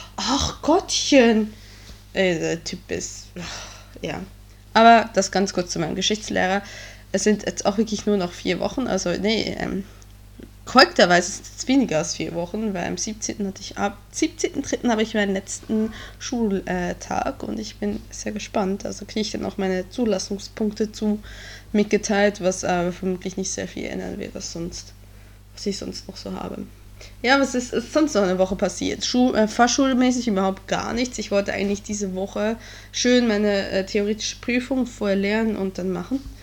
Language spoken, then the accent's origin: German; Switzerland; now in Germany; ich bin Schweizerin im deutschen Abitur